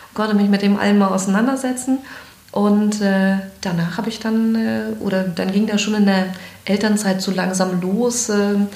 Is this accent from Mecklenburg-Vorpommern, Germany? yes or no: yes; Greifswald, Mecklenburg-Vorpommern, Germany; born there; also born or lived in Frankfurt / Berlin / Hamburg; Ich bin in Greifswald geboren, habe dann in Straße studiert und bin weggegangen.